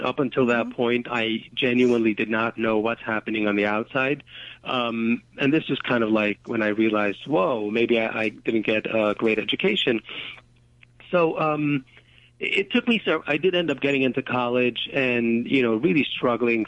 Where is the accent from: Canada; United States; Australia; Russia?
United States; New York City, New York; I grew up in Borough Park. That's a section of Brooklyn, Hasidic community